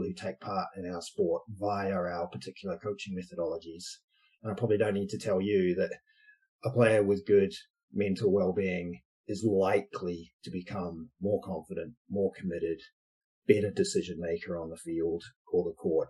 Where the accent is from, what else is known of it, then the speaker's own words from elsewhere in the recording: New Zealand; moved away as an adult; also born or lived in Edinburgh, Scotland; now in United Kingdom; I'm from New Zealand originally, been in the UK for too long, many years, since 18 years